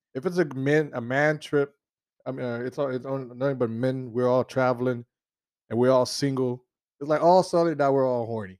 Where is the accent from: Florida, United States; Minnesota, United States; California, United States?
Florida, United States; South; I'm already from South Florida